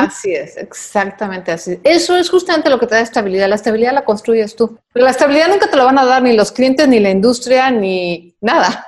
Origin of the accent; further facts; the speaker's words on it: Mexico; en mi país